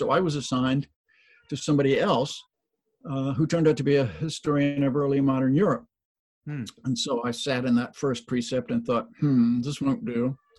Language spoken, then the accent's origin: English; Washington, District of Columbia, United States; I grew up in Washington, D.C.